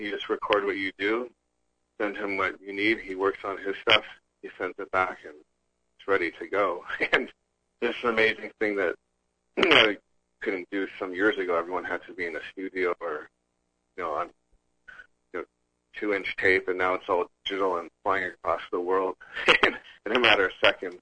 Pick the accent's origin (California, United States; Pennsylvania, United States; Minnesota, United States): California, United States; Los Angeles; being born and raised in Los Angeles